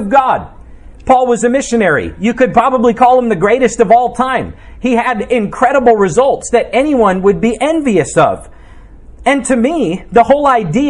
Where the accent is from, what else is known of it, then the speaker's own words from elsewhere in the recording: United States; we as Americans